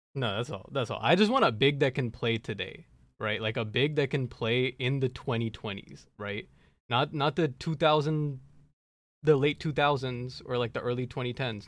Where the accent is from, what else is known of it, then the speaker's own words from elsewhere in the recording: Dallas, Texas, United States; my hometown team